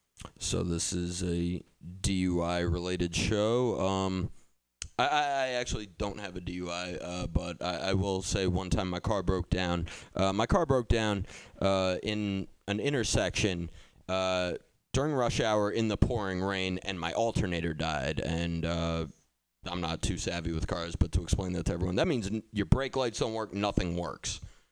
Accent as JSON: {"language": "English", "town": "Boston", "region": "Massachusetts", "country": "United States", "tie": "born or raised there", "said": "Thing is, I grew up in Boston, so I'm like used to those types of situations and I can handle myself"}